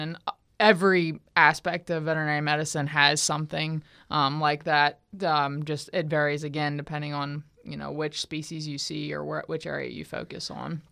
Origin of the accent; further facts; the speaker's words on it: Southwest Pennsylvania, United States; moved away as an adult; also born or lived in Morgantown, West Virginia / Virginia; now in Florida, United States; I'm originally from Southwest Pennsylvania. Um, I grew up on a farm there